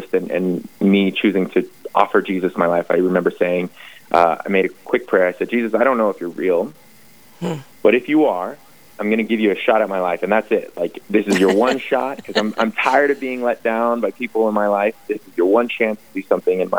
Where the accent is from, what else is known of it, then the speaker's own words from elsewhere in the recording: Las Vegas, Nevada, United States; moved away; I am born and raised in Las Vegas, Nevada. I grew up there